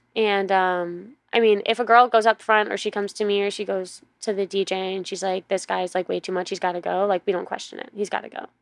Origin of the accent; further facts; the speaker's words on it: New York City, New York, United States; moved away; I grew up on the East Coast, so I Grew up in New York, New York City